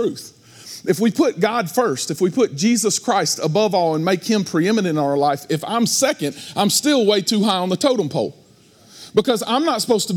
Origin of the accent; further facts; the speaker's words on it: United States; because of where I come from, because I'm an American